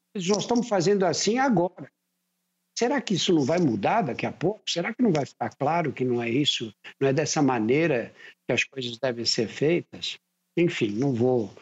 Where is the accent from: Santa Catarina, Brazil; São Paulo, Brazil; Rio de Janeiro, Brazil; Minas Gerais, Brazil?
São Paulo, Brazil; Eu nasci num bairro operário, você sai de um lugar onde eu nasci e vai para a Praça da Sé, você leva meia hora andando